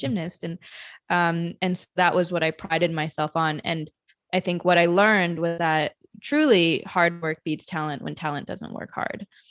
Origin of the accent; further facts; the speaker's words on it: Madison, Wisconsin, United States; now in New York, United States; I grew up in Madison, Wisconsin